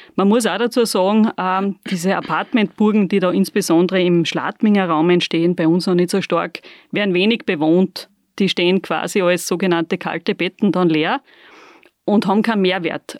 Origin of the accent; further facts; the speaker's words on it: Bad Aussee, Styria, Austria; bisschen sind wir noch in der Insel der Seligen in Aussee